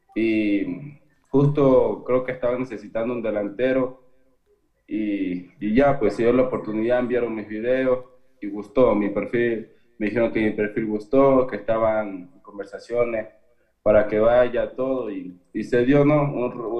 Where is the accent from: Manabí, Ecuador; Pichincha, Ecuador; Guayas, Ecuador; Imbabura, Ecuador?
Imbabura, Ecuador; yo soy de Valle del Chota